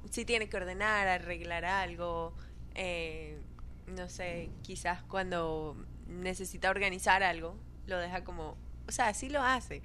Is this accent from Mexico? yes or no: no; Venezuela; moved away as an adult; soy de Venezuela